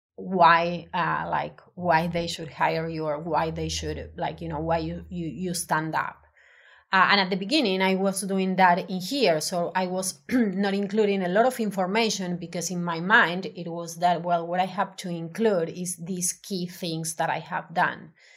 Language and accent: English; Argentina; English is a second language; moved away as an adult; now in Melbourne, Australia; I'm originally from Argentina